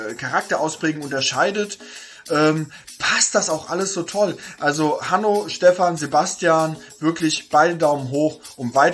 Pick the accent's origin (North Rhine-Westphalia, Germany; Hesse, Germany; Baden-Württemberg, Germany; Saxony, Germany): Hesse, Germany; Denn ich komme eigentlich nicht gebürtig aus Berlin, sondern komme aus Hesse.